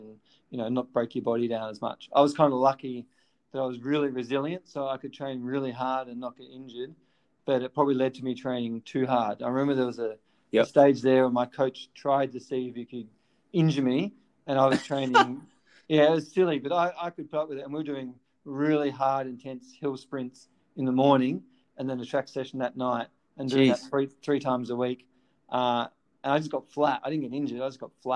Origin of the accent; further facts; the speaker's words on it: Melbourne, Victoria, Australia; I was just at Elwood High School, and we didn't have a great sporting program at Elwood High